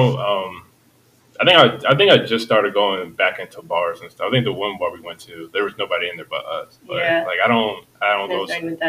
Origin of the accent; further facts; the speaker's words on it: Columbia, Maryland, United States; now in Baltimore, United States; I'm from Baltimore. Well, not from Baltimore. I'm from Columbia, but I live out in Baltimore now. So I work in Towson. And I live like in the heart of like Fed Hill